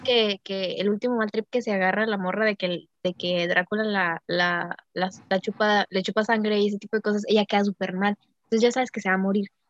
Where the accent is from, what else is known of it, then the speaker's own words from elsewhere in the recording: Mexico; soy mexicana